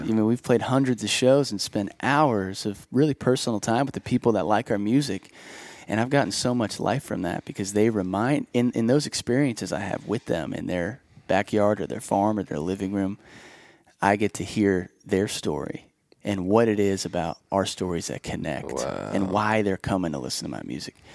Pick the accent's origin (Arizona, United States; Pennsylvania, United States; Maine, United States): Pennsylvania, United States; Bethel Park; now in Nashville, United States; we were south about 30 minutes in a town okay. called Bethel Park